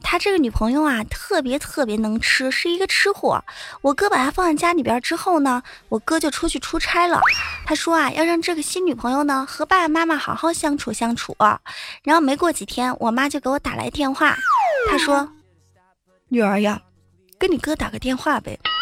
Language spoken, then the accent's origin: Chinese; Enshi, Hubei, China; 我们湖北恩施啊，那叫一个轻轻的山，轻轻的水，轻轻的河儿，轻轻的人呐